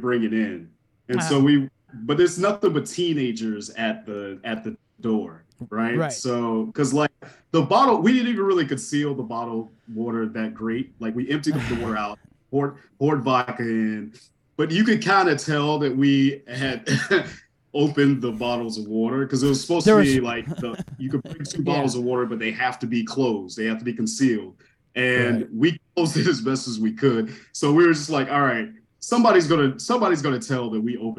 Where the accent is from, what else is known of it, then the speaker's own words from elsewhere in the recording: Savannah, Georgia, United States; now in Chicago, United States; I went to Savannah, Georgia. So I'm originally from Savannah.